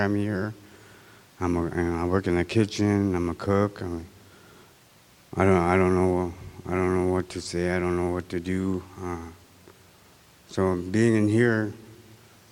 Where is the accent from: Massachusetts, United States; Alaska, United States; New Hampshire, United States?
Alaska, United States; Unalakleet; I'm from Unicleet